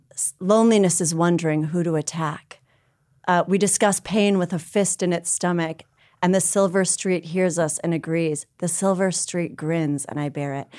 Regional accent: New Hope, Minnesota, United States; I grew up in a town called New Hope

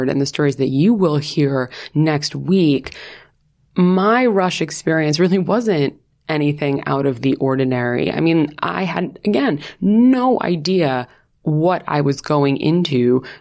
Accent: New York, United States; moved away; I'm from New York, which like no one at my school was

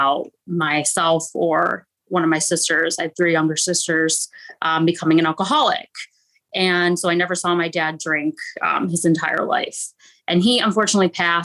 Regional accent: Detroit, Michigan, United States; moved away as an adult; now in Orlando, United States; I actually am from Detroit, though. I grew up in the Midwest and moved here about 3 years ago

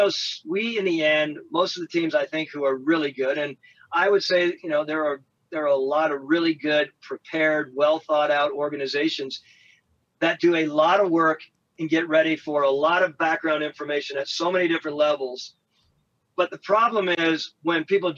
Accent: Colorado, United States; I came from God's country, Colorado

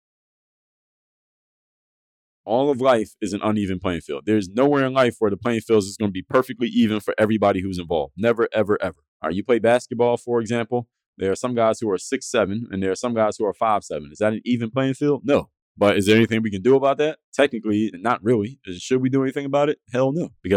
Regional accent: Philadelphia, Pennsylvania, United States; I was from Philadelphia

